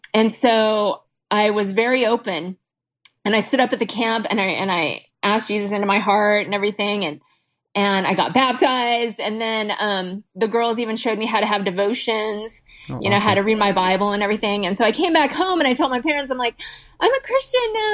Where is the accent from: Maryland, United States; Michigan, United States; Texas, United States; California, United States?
California, United States; Huntington Beach; I grew up in Huntington Beach